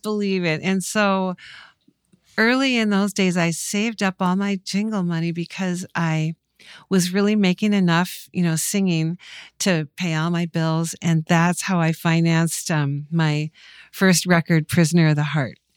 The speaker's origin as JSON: {"language": "English", "town": "Mankato", "region": "Minnesota", "country": "United States", "tie": "born or raised there", "said": "I grew up in Mankato, which, believe it or not, was a hotbed of talent and music"}